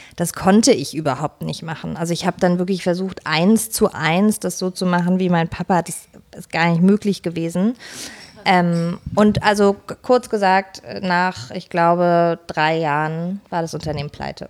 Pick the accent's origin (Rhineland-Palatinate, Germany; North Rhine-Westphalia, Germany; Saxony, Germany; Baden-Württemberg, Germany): Baden-Württemberg, Germany; Pforzheim; moved away; also born or lived in Potsdam; ich komme ursprünglich aus Pforzheim, aus der Goldstadt Deutschlands